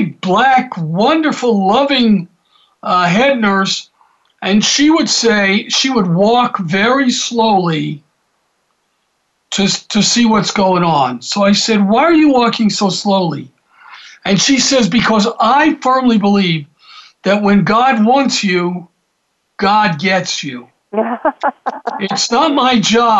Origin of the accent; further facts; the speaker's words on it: Atlanta, Georgia, United States; when I was growing up in Atlanta